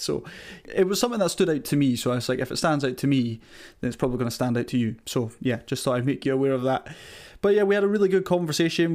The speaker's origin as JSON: {"language": "English", "town": "Castletown", "region": "Scotland", "country": "United Kingdom", "tie": "born or raised there", "accent": "Caithness", "said": "having grown up in this small neighbourhood of Castletown up in Caithness."}